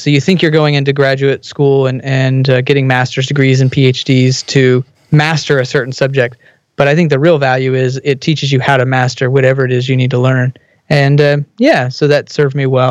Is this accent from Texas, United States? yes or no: yes; Texas, United States; I grew up in Texas